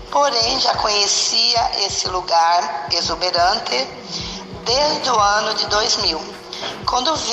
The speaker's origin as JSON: {"language": "Portuguese", "town": "Goioerê", "region": "Paraná", "country": "Brazil", "moved": "as an adult", "lives_now": "Mato Grosso, Brazil", "said": "Vim do estado do Paraná, cidade de Goiorê, para o estado de Mato Grosso, no ano de 2004."}